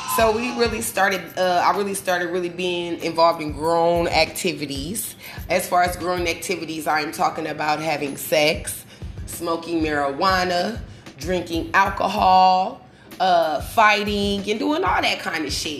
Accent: Omaha, Nebraska, United States; the way I grew up, I lived on 34th and Jane Street. I live in Omaha, Nebraska

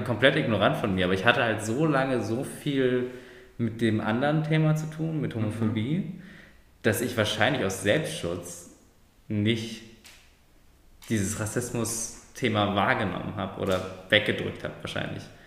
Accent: Germany; meine Eltern sind aus der Türkei. Ich bin zwar in Deutschland geboren und ich bin zwar deutsch

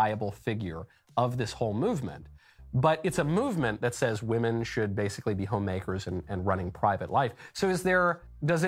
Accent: New York, United States; I grew up in New York

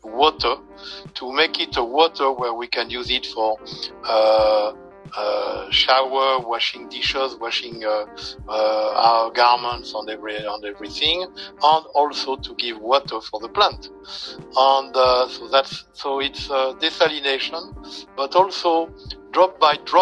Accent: France; also born or lived in United States; now in Israel; I was born a frog in France. Then I moved to America. And after America, I moved to Israel, where I am now

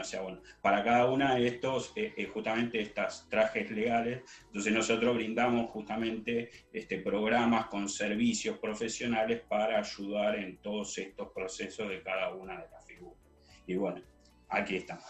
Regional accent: Argentina; now in Spain; Somos emigrantes, somos argentinos

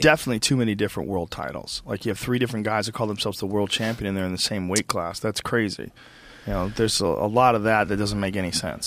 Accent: Boston, Massachusetts, United States; also born or lived in New Jersey; I was born in New Jersey, and I grew up in Boston

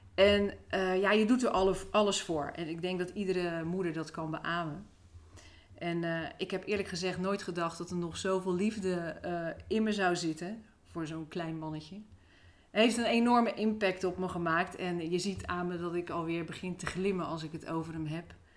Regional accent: Rotterdam, South Holland, Netherlands; now in Nieuwerkerk aan den IJssel, Netherlands; Ik ben opgegroeid in eh, Rotterdam.

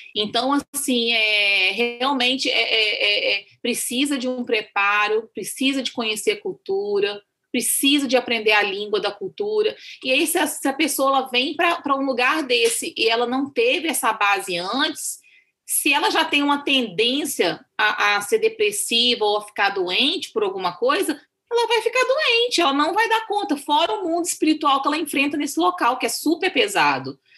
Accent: Minas Gerais, Brazil; also born or lived in Amazonas; now in India; eu sou mineira

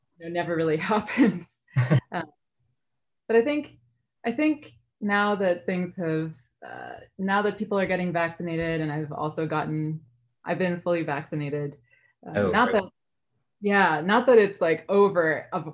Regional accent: New York City, New York, United States; also born or lived in Yonkers, New York; now in Chicago, United States; I grew up in the Bronx

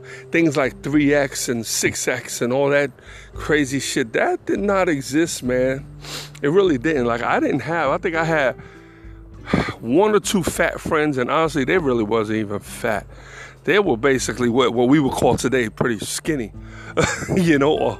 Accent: New York, United States; moved away as an adult; I'm from New York.

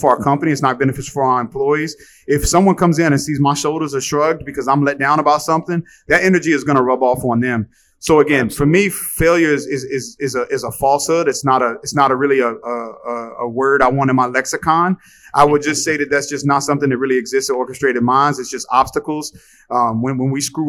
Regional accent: Halifax, Virginia, United States; moved away as an adult; also born or lived in Arizona; now in Miami, United States; my hometown of Halifax, Virginia

